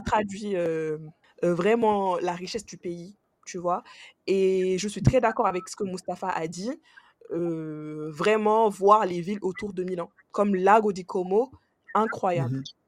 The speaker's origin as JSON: {"language": "French", "country": "Senegal", "moved": "yes", "lives_now": "France", "said": "je suis originaire du Sénégal aussi, je suis sénégalaise et je vis en France"}